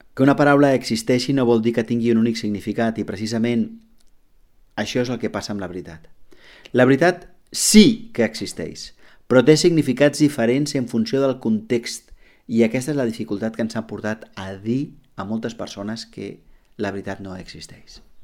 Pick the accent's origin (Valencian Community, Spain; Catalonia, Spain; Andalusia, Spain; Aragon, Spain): Catalonia, Spain; com a catalans